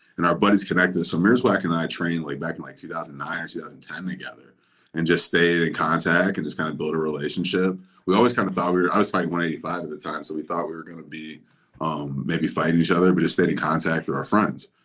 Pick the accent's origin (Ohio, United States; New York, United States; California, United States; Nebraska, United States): Ohio, United States; Kent; I grew up in Kent, Ohio, which is the same city as Kent State University